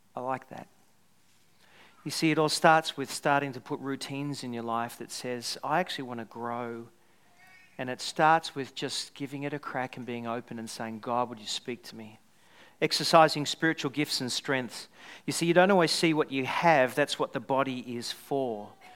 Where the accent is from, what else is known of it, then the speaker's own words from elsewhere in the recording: Australia; also born or lived in Scotland; I was someone who was Australian going to Scotland, really deep down I'm Scottish.